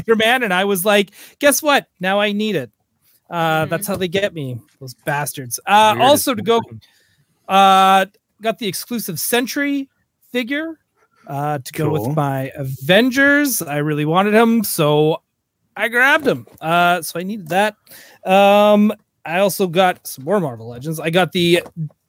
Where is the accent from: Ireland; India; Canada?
Canada; I'm Canadian